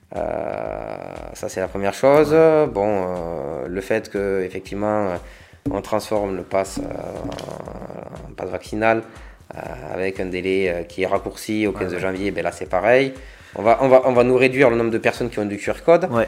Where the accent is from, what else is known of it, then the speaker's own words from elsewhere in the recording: Agde, Occitania, France; also born or lived in Béziers; j'ai vécu à Agde, euh, j'ai fait ma jeunesse à Agde